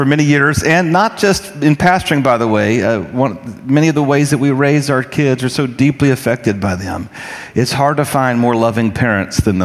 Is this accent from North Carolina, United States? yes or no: yes; North Carolina, United States; I grew up in North Carolina